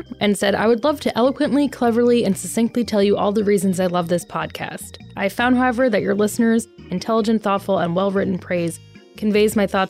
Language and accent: English; Vermont, United States; I am from Vermont, and saw them live at a UVM dorm in the 80s.